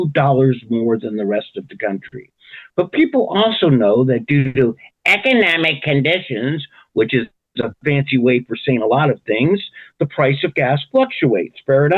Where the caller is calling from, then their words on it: California, United States; I am speaking from California, where I'd say the rich get richer and the poor get poorer.